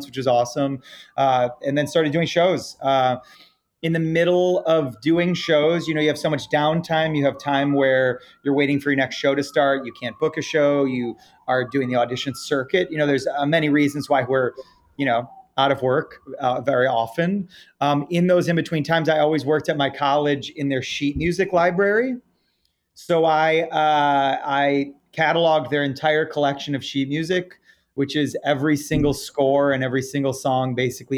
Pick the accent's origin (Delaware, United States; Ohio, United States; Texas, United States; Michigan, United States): Michigan, United States; Detroit; moved away as an adult; now in New York City, United States; I grew up in Detroit, Michigan, or outside of Detroit, Michigan